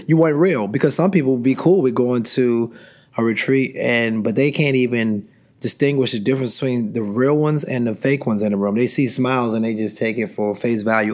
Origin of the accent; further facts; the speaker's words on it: Washington, District of Columbia, United States; I grew up in Washington, D.C.